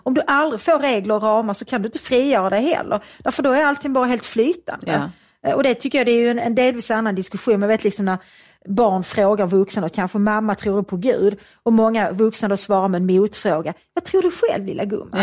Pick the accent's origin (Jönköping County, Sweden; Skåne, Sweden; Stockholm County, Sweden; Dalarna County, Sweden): Skåne, Sweden; Svedala; i Svedala där jag växte upp